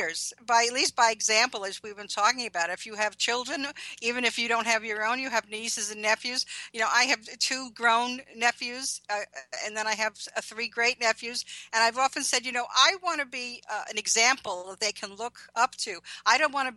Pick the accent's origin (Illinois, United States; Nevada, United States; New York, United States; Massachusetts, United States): New York, United States; Levittown; also born or lived in Brooklyn, New York; Brooklyn till I was 7, and then Levittown, Long Island.